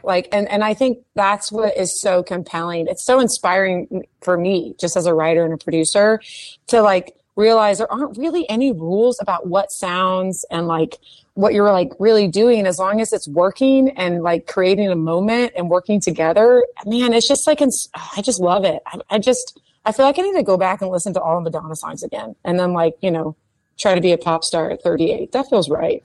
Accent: Houston, Texas, United States; I was from Memorial Middle School in Houston, Texas

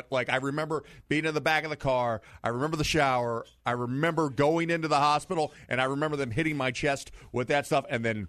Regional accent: Missouri, United States; I'm from Missouri, Dave.

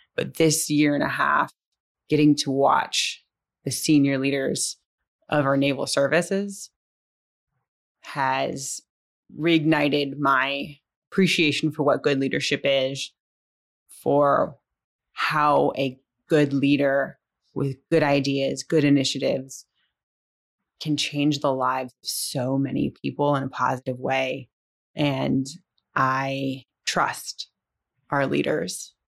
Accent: San Francisco, California, United States; I'm originally from San Francisco, California

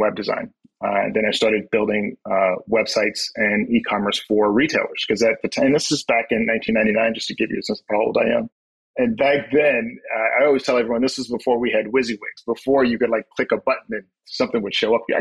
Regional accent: South Carolina, United States; moved away as an adult; also born or lived in New York City; I am originally from South Carolina. I'm from the outskirts of a small town. I will tell you that we had two traffic lights

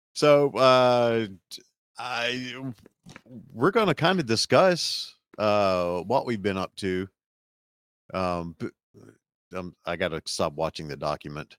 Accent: Alabama, United States; we're from the South, we're from Alabama

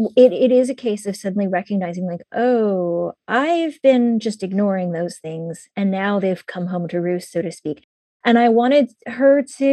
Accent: Pittsburgh, Pennsylvania, United States; born there; also born or lived in Shaker Heights; I was born in Pittsburgh in Pennsylvania, and I was in a little, you know, working class suburb. And I was the only Asian girl in my entire school.

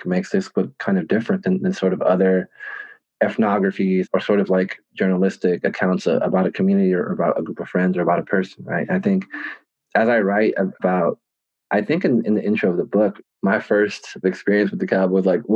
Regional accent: Los Angeles, California, United States; I grew up in Southeast LA, which is about 5 or 10 minutes away from Compton

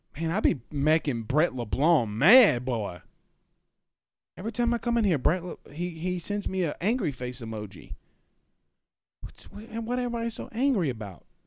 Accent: Franklin, Louisiana, United States; my hometown. Shout out Franklin, Louisiana

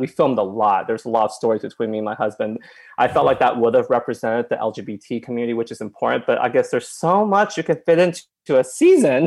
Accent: Oklahoma, United States; moved away; I came from Oklahoma and my parents uh, own a restaurant

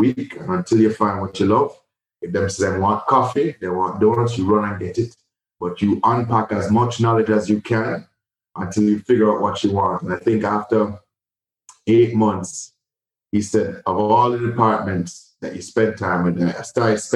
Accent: Jamaica; moved away as an adult; also born or lived in New York; Born and raised in Jamaica

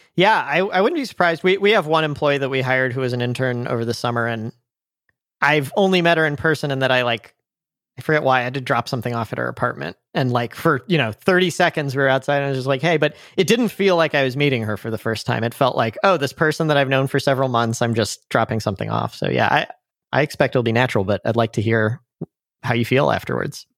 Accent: St. Louis, Missouri, United States; also born or lived in San Francisco; I'm from Saint Louis in the Midwest

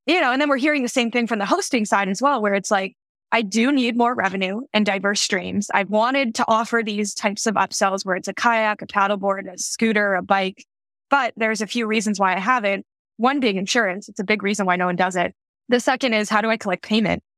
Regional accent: Denver, Colorado, United States; I grew up in Denver, Colorado

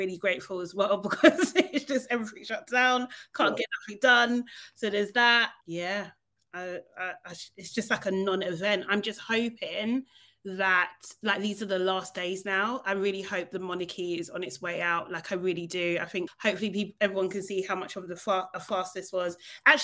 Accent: London, United Kingdom; I was born here. I'm a Londoner.

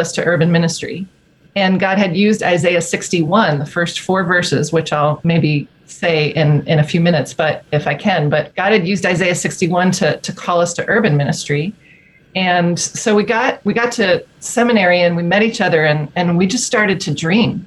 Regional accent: New Jersey, United States; moved away as an adult; now in Grand Rapids, United States; I'm an East Coast girl originally, born and raised in New Jersey

